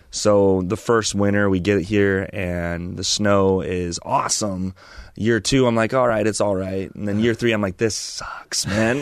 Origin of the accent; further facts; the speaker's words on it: Chino and Chino Hills, California, United States; also born or lived in Loma Linda, California / Auburn, California; now in Idaho Falls, United States; grew up in Chino and Chino Hills